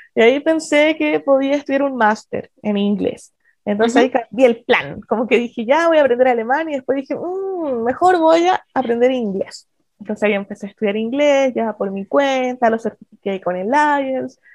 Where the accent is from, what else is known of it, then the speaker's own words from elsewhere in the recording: Chile; moved away as an adult; also born or lived in Germany; soy chilena, con Working Holiday